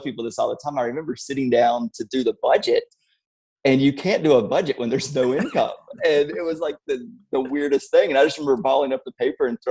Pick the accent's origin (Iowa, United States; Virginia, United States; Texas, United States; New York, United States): Virginia, United States; Blacksburg; I grew up in Blacksburg. We're still close by that area